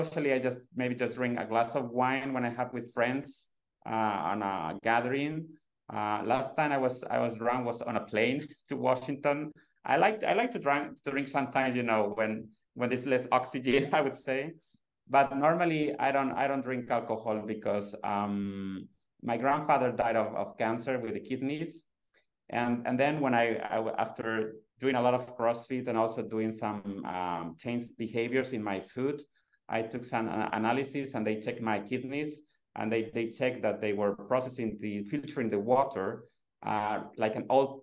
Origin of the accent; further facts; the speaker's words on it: Madrid, Community of Madrid, Spain; moved away as an adult; now in Sweden; I was born in Madrid 42 years ago